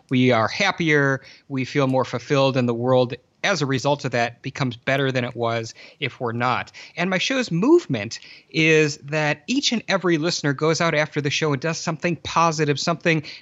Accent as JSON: {"language": "English", "region": "Michigan", "country": "United States", "tie": "born or raised there", "said": "I grew up in Southeast Lower Michigan"}